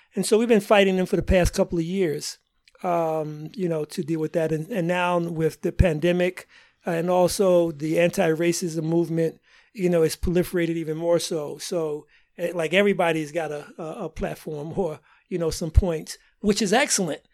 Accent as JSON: {"language": "English", "town": "New York City", "region": "New York", "country": "United States", "tie": "born or raised there", "also_born_or_lived": "Yonkers, New York", "moved": "as an adult", "lives_now": "Boston, United States", "said": "originally I'm from Harlem, New York, uh, and, uh, end up spinning a junior high school and high school in, uh, Yonkers, uh, New York"}